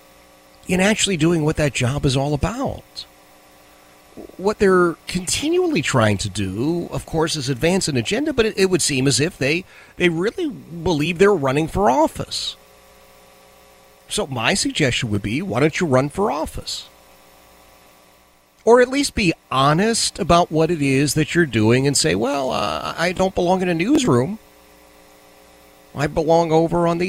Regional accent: Philadelphia, Pennsylvania, United States; moved away; I grew up in Philadelphia

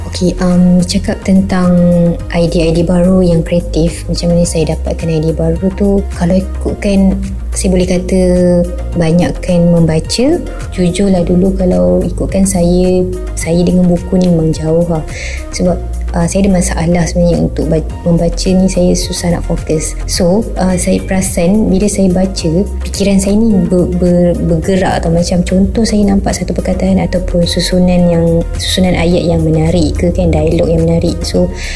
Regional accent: Batu Pahat, Johor, Malaysia; also born or lived in Kuala Lumpur / Perak / Shah Alam; saya berasal dari Batu Pahat, Johor.

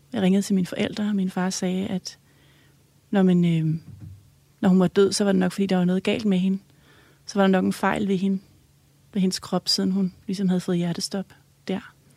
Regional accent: Helsinge, Capital Region of Denmark, Denmark; jeg er vokset op i Helsing, i, øh, i sådan et øh, rødt parcelhus

